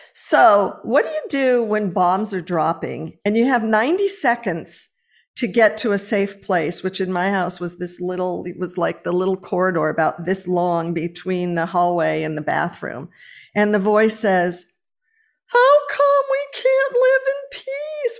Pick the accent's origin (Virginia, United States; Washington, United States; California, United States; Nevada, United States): California, United States; Los Angeles; moved away; I was born and raised in Los Angeles